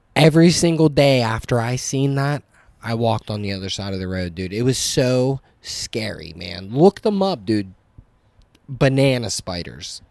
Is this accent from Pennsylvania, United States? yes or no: yes; New Castle, Pennsylvania, United States; moved away; an hour north of Pittsburgh